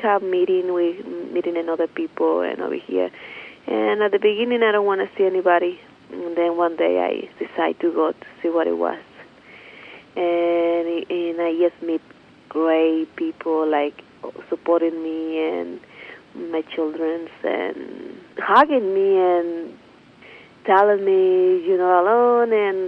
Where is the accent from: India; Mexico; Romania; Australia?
Mexico; now in Oakland, United States; I'm from Mexico.